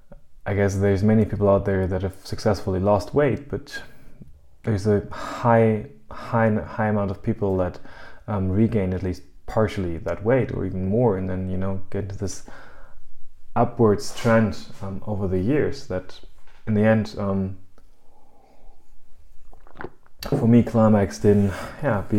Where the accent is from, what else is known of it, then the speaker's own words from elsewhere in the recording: Germany; also born or lived in United States; I'm from Germany originally, and I'm living in Germany